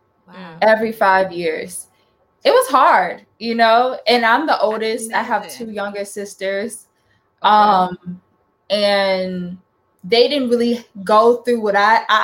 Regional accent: Houston, Texas, United States; born there; also born or lived in Florida / North Carolina; I lived in Florida, I lived in North Carolina. I was born in Texas. Born in Houston, Texas, but I never really lived in Houston, Texas.

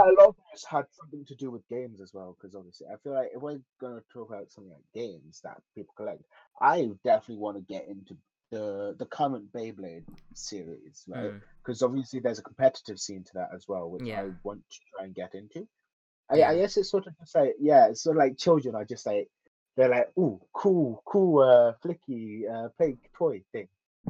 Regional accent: United Kingdom; I'm British, because mugs.

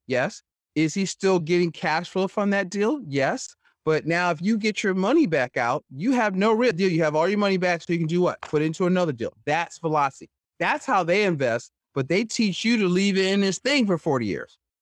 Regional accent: Philadelphia, Pennsylvania, United States; I'm born and raised in Philadelphia, uh, so not West Philly, like Fresh Prince, North Philly

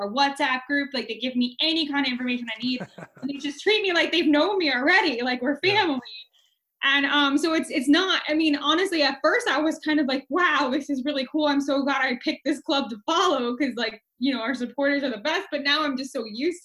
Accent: Central Florida, United States; I'm originally from Central Florida, I moved back here

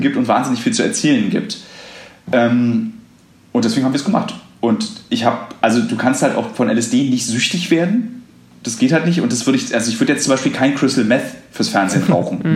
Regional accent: Berlin, Germany; ich irgendwie als Berliner

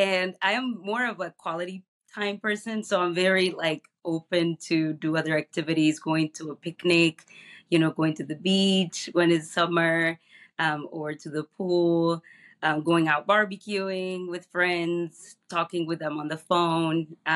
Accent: Guinea-Bissau; now in Chicago, United States; I was born and raised in Guinea-Bissau, a small country in West Africa

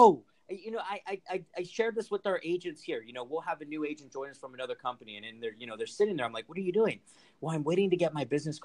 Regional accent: Rancho Cucamonga, California, United States; also born or lived in Los Angeles / Fontana; now in Orange County, United States; I actually grew up in Rancho Cucamonga, California

